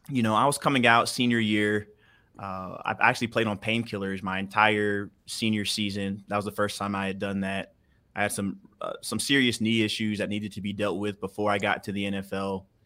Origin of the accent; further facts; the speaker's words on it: Houston, Texas, United States; also born or lived in Denver; Born and raised in Houston, or actually between Houston and Denver. I was the oldest of six, you know, two blue-collar parents.